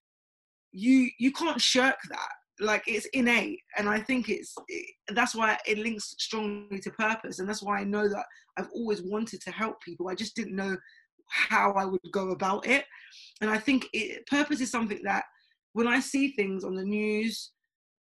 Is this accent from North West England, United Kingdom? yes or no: no; London, United Kingdom; I'm from Tottenham originally